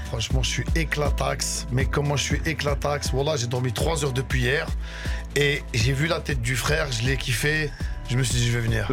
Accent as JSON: {"language": "French", "town": "Brussels", "region": "Brussels-Capital Region", "country": "Belgium", "tie": "born or raised there", "also_born_or_lived": "Damascus, Syria", "said": "je suis syrien. Là-bas, je suis né à Damas. Et je suis venu en, Belgique, je suis venu à Bruxelles"}